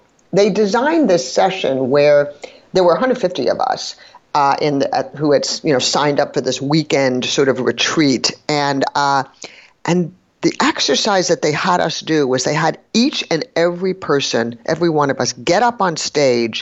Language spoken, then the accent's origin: English; New York City, New York, United States; I grew up in New York City